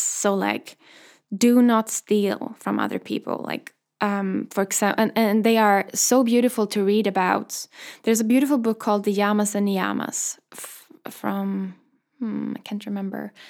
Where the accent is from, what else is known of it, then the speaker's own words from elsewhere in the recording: Sweden; moved away; also born or lived in London; the first time I moved away from Sweden, I moved to London